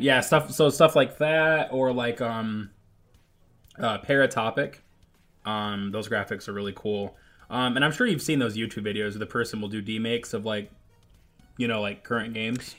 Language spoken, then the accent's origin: English; Michigan, United States; I grew up in Michigan